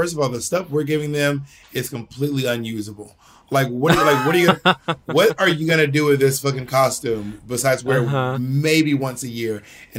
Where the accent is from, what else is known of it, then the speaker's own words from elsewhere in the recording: Georgia, United States; also born or lived in Alabama / Mississippi; I'm from a red state. I'm not from New York City. I wasn't raised in New York City or anything. I was born in Georgia. I was raised in Georgia, Alabama, and Mississippi.